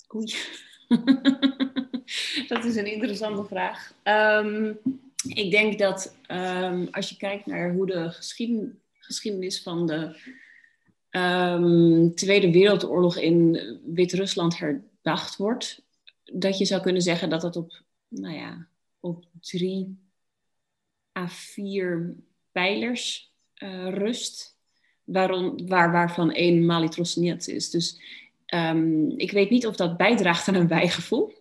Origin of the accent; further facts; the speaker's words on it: Netherlands; dat ik Nederlands ben